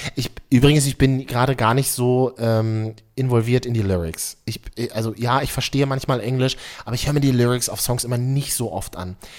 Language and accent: German; Berlin, Germany; Ich bin Berliner